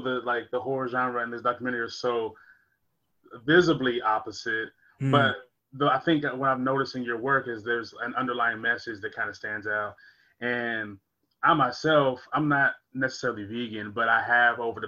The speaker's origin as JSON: {"language": "English", "country": "United States", "said": "I'm an American"}